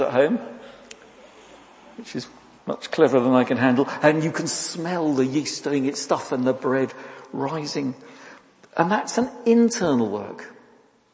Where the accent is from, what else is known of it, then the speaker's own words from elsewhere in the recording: United Kingdom; we're British